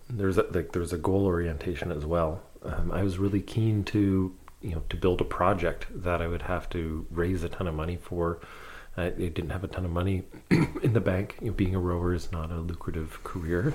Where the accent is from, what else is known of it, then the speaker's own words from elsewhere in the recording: London, Ontario, Canada; I grew up in London, Ontario